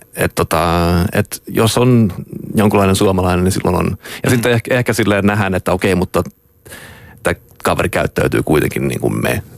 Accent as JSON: {"language": "Finnish", "town": "Stockholm", "region": "Stockholm County", "country": "Sweden", "also_born_or_lived": "Jönköping, Sweden", "said": "mä oon Tukholmasta"}